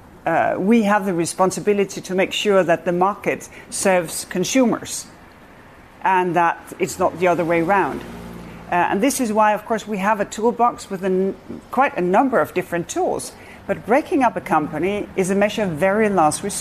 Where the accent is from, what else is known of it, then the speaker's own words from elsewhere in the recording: Denmark; I come from Denmark